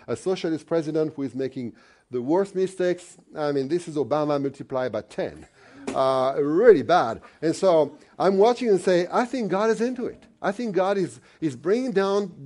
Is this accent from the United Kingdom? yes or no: no; Lyon, Auvergne-Rhône-Alpes, France; Lyon, my hometown, 2.5 million people.